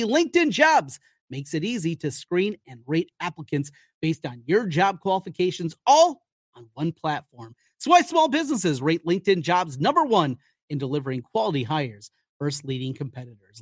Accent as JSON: {"language": "English", "region": "Iowa", "country": "United States", "tie": "born or raised there", "said": "I grew up, like many of you, in the state of Iowa."}